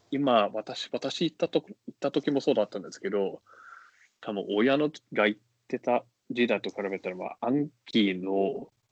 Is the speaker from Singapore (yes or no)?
yes; Singapore; Japanese is a second language; moved away as an adult; also born or lived in China; now in Tokyo, Japan; 私もその出身